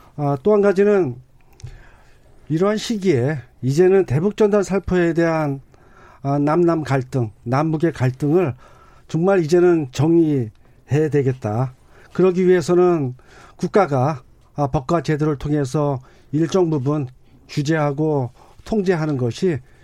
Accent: South Korea; 제가 적경 지역에서 태어나서 아, 지금도 어, 살고 있지만

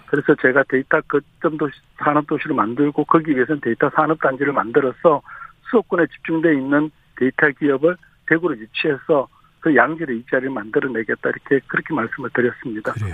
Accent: Daegu, South Korea; 저도 고향이 대구니까

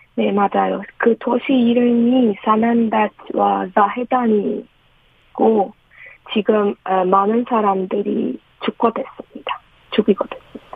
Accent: Iran; Korean is a second language; moved away as an adult; now in South Korea; 네, 이란에서 온

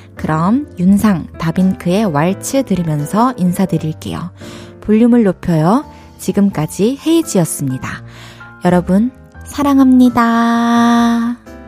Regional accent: Changwon, South Gyeongsang, South Korea; also born or lived in Daegu / Busan; 대구에서 태어나가지고 마산에서 초중고를 나와서 부산에서 대학교를 나왔는데요.

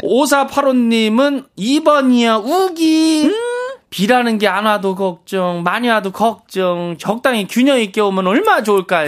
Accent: Hoengseong, Gangwon, South Korea; 제가 강원도 횡성의 고향 거기서 태어났잖아요

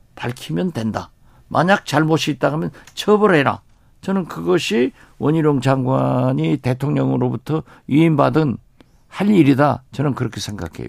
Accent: Haenam, Jindo, Wando, South Jeolla, South Korea; moved away; also born or lived in Mokpo; 제 고향 해남 진도 완도에서

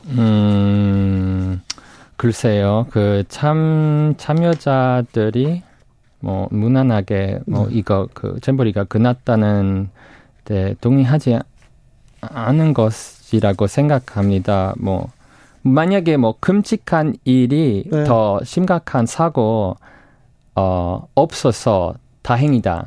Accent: United Kingdom; Korean is a second language; now in South Korea; 영국에서 왔어요

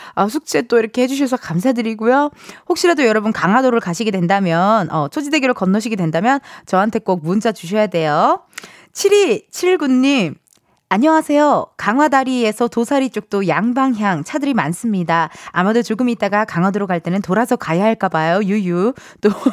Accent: Incheon, South Korea; 저도 또 고향이 인천이거든요.

